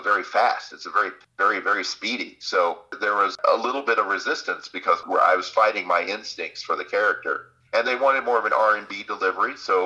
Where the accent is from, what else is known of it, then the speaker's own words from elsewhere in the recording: Florida, United States; accent: Southern; I grew up in Florida.